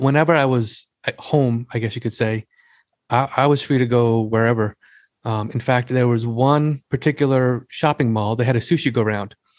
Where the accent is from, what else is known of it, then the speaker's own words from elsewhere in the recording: Long Island, New York, United States; I was born and raised on Long Island